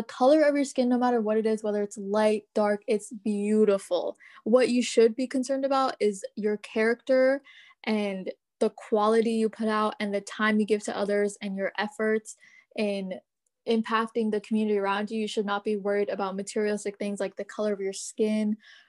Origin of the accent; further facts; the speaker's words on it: United States; all the South Asians I know, like, growing up in America and, like, being the new generation